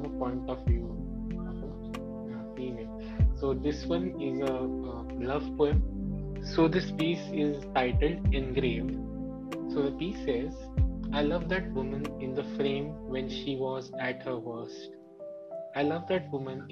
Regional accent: India

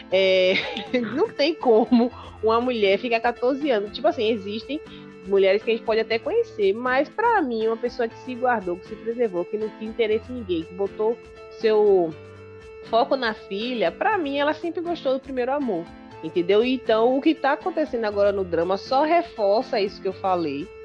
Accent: Salvador, Bahia, Brazil; as pessoas não sabem que eu sou baiana. Acho que só pelo sotaque mas eu sou da Bahia, sou de Salvador.

